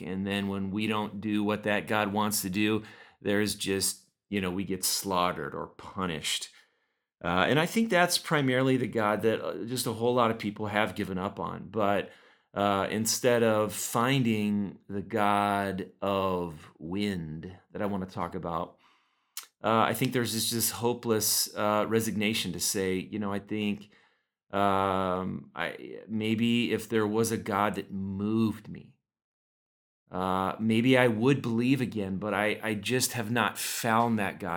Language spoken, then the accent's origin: English; Oxnard, California, United States; moved away; I grew up in Oxnard, just about sixty miles north of L A, uh, right on the coast